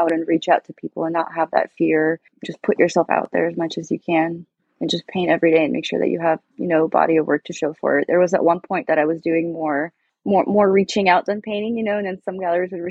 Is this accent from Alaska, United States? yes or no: yes; Alaska, United States; now in Seattle, United States; growing up in Alaska, it was so beautiful in the wilderness there.